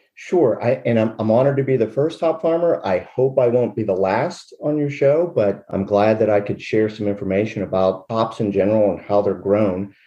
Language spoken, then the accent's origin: English; Derry Township, Pennsylvania, United States; also born or lived in Latrobe, Pennsylvania; I was born in Latrobe, PA, but uh, grew up on a farm in Derry Township